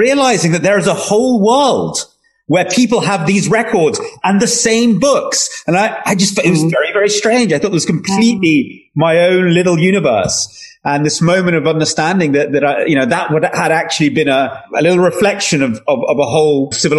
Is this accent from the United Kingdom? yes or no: yes; London, United Kingdom; also born or lived in Soviet Union; I grew up in North London as a refugee.